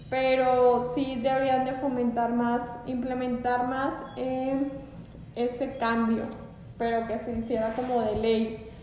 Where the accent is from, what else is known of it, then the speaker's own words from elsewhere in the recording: Mexico; Es que nosotros como mexicanos eh, tenemos muy malos hábitos en cuanto a la alimentación.